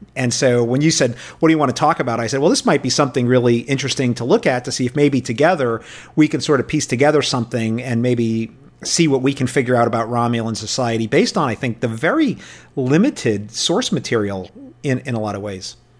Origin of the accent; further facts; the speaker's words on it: New York City, New York, United States; I grew up in New York, uh, City, and I grew up watching, uh, Star Trek every night.